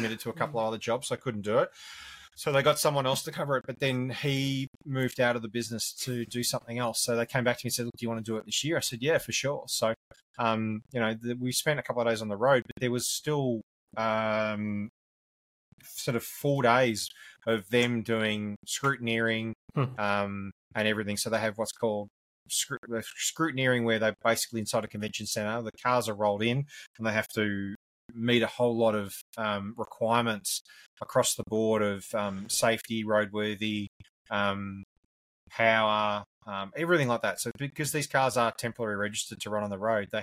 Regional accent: Victoria, Australia; Victoria, my home state.

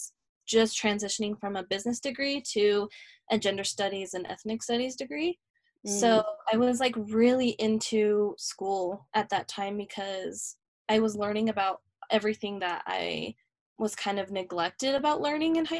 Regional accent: Harriman, United States; now in Salt Lake City, United States; I grew up in Harriman

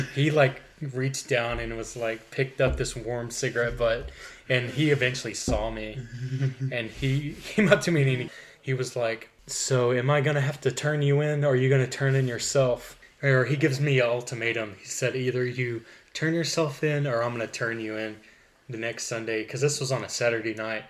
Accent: McAlester, Oklahoma, United States; It was called Shady Grove Missionary Baptist Church, where I'm from in Oklahoma

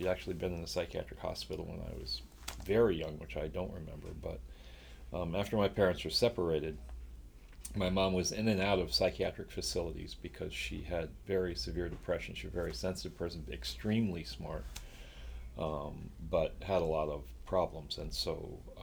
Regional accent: Long Island, New York, United States; moved away; also born or lived in Chicago, Illinois; I was born in Chicago. We moved to New York when I was about 5 years old. So I lived on Long Island, actually grew up on Long Island, and always considered myself a New Yorker

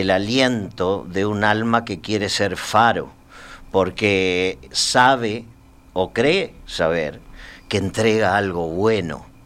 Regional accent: Argentina; also born or lived in Spain / Uruguay; Yo soy más que argentino, soy argentino, español y uruguayo, porque he

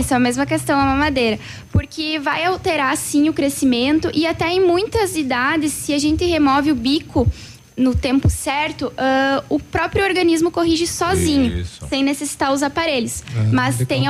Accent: Tenente Portela, Rio Grande do Sul, Brazil; now in Pato Branco, Brazil; Eu venho de, sou natural de Tenente Portela, Rio Grande do Sul, hum. bem longe

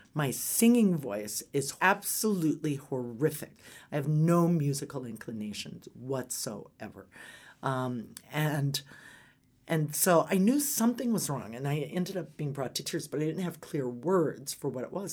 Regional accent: Atlanta, Georgia, United States; also born or lived in Omaha, Nebraska; now in Colorado, United States; I spent my most formative years in Atlanta

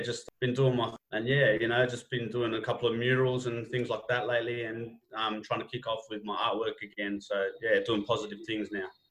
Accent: Sydney, New South Wales, Australia; my hometown, Sydney, you know, in the West

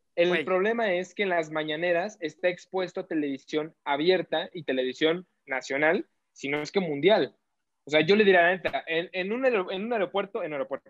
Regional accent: Mexico; todos somos a huevo mexicanos

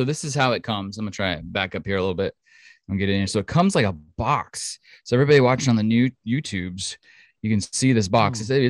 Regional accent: Australia; And I'm not going to do it because then you'll know that I'm Australian.

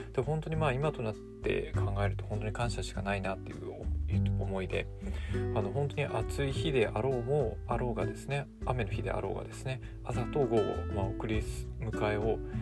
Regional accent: Kanagawa, Japan; もともとまあ神奈川の実家だったので

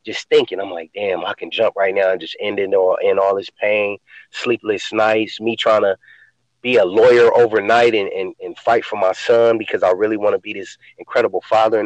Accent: Los Angeles, California, United States; growing up in South Central Los Angeles, where I grew up on the east side

